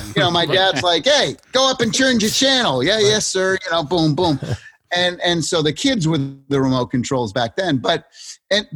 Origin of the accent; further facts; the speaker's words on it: Springfield, Massachusetts, United States; I grew up in Massachusetts and Springfield, where the home office of Mass Mutual is